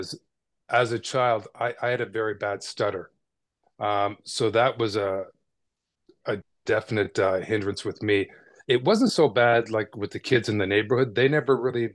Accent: Toronto, Ontario, Canada; Born and raised in Toronto in the suburbs of Etobicoke

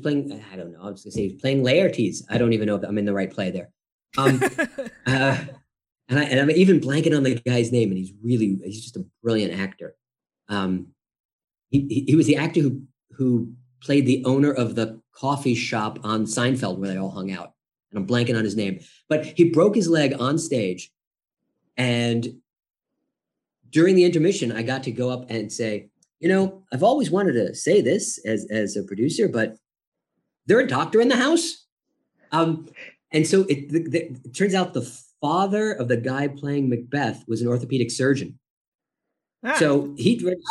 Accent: New York, United States; I grew up in New York, 20 minutes outside of Manhattan

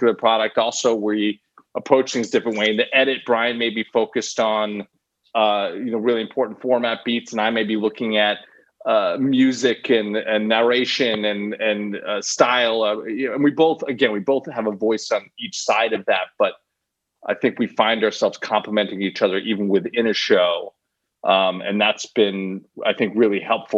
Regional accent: outside of Boston, Massachusetts, United States; the way we grew up outside of Boston

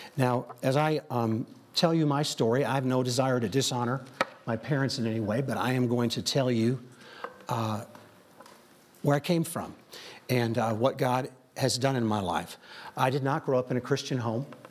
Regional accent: Joliet, Illinois, United States; I grew up in Chicagoland

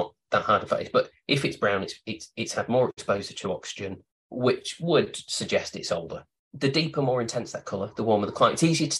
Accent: United Kingdom; It might be Southern Italy, or it might be, as a Brit, it might be Australian or Argentina.

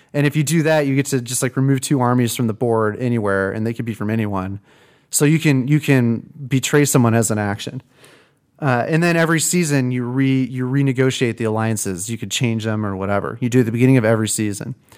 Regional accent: Peoria, Illinois, United States; I grew up in Peoria

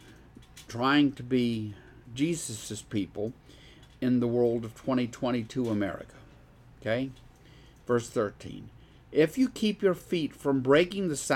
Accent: Deep South, United States; I grew up in the Deep South

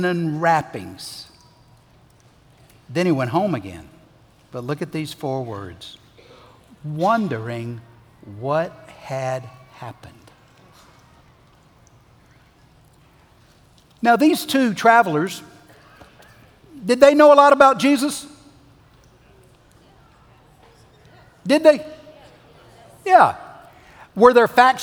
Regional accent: the South, United States; We grew up in the South.

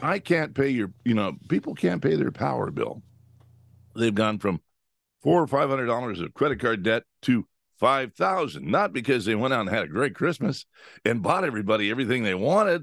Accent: California, United States; I grew up in California

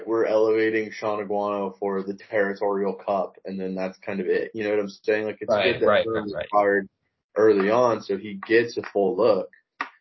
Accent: Arizona, United States; I grew up in Arizona

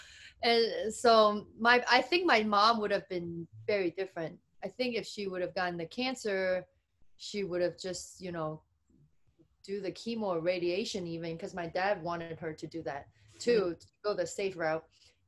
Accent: United Kingdom; accent: British; They make fun of my accent. Where you get this British accent?

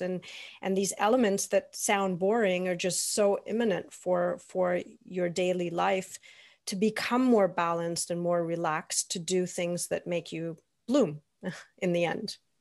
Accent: Toronto, Ontario, Canada; now in Germany; I grew up in Toronto.

